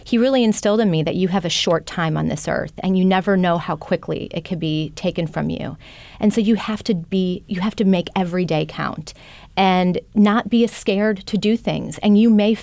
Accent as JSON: {"language": "English", "region": "Wisconsin", "country": "United States", "tie": "born or raised there", "moved": "yes", "said": "I grew up in Wisconsin"}